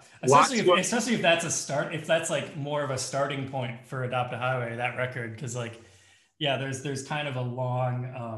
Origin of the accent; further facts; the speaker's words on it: Wauwatosa, Wisconsin, United States; also born or lived in Melbourne, Florida / Aurora, Colorado / New York City / Milwaukee; And that's when we moved to Wauwatosa. Mm. So I lived in Wauwatosa from when I was like six until I moved away to college.